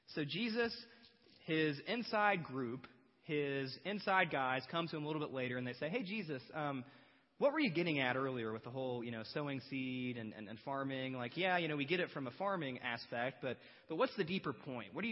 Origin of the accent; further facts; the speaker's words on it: Batesville, United States; I'm from Batesville